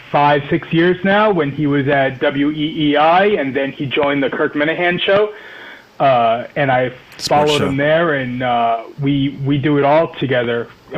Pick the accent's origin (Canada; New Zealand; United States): United States; Rhode Island; I'm from Rhode Island.